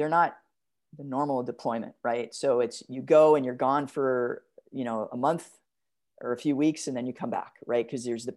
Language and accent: English; New Jersey, United States; moved away; growing up in Jersey